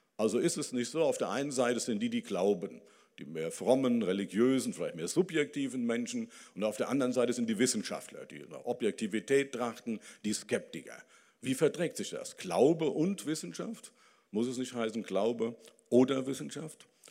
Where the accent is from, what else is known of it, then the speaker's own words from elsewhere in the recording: Dillenburg, Hesse, Germany; Also ich komme immer noch aus Dillenburg, aus der Stadt Wilhelm von Oraniens. Ich war auf dem Wilhelm von Oranien Gymnasium